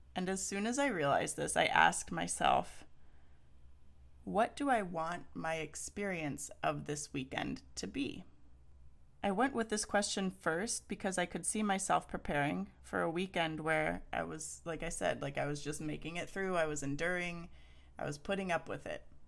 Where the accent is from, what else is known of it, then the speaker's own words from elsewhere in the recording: Texas, United States; now in Pacific Northwest, United States; I'm from Texas